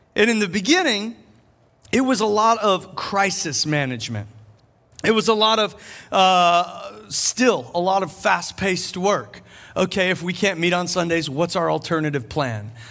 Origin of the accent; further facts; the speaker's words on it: Charleston, South Carolina, United States; here in Charleston, my hometown